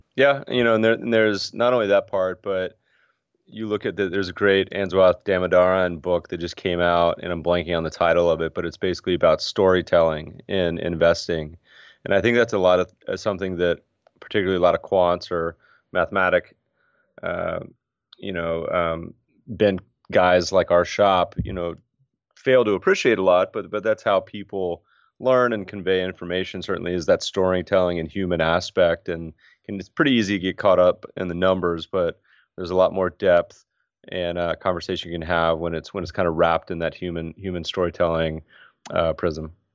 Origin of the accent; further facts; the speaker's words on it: Colorado, United States; also born or lived in Winston-Salem, North Carolina; now in California, United States; grew up mostly in Colorado, little North Carolina